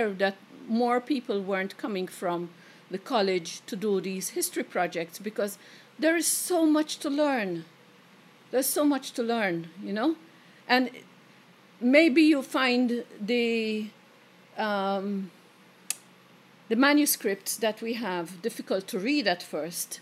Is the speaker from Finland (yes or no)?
no; Malta; growing up in Malta